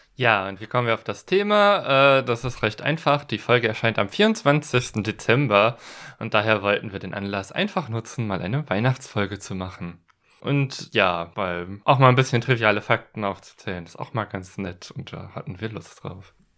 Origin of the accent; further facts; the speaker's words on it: western Germany, Germany; da, wo ich herkomme, das ist so im Westen Deutschlands, aus einem Gebiet, das so ein bisschen katholisch ist, äh, geprägt war